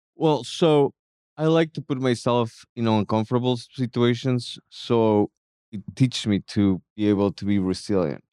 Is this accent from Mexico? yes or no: yes; Mexico City, Mexico; moved away; also born or lived in Dallas; I'm from Mexico City